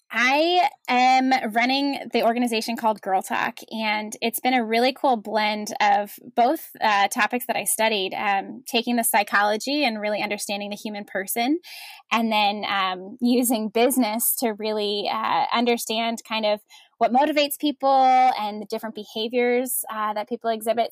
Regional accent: New Jersey, United States; moved away as an adult; also born or lived in Washington, D.C.; I am a Jersey girl at heart. I grew up in New Jersey with my parents and three older brothers

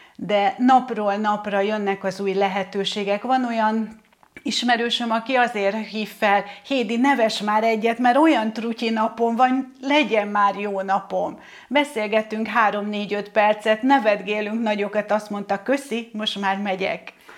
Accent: Hungary; én egy vidéki lány vagyok

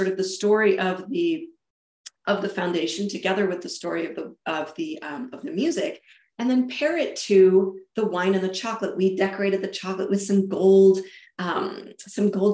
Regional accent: Germany; moved away; also born or lived in England / Spain / United States / South America; So I was born and raised in Germany. I lived in England. I lived in Spain. I've lived all across the United States and South America.

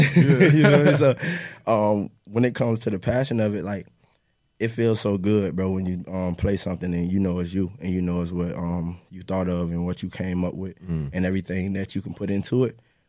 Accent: Eustis, Florida, United States; I'm from Eustis, Florida.

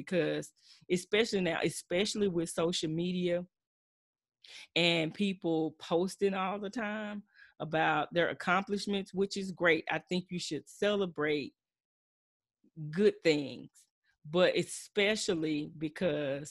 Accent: Texas, United States; I'm true Texan, true Southside

